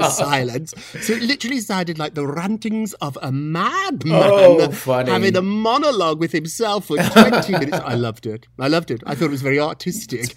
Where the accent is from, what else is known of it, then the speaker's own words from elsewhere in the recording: United Kingdom; moved away as an adult; now in United States; I grew up in Britain. I love America. I'm an American now. I'm an American citizen.